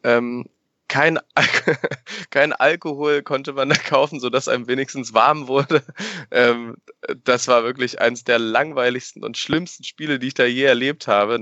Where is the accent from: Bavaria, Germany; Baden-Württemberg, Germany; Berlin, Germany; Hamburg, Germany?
Berlin, Germany; now in Paderborn, Germany; ich bin tatsächlich in Berlin geboren und bin in der guten Hellersdorfer Platte groß geworden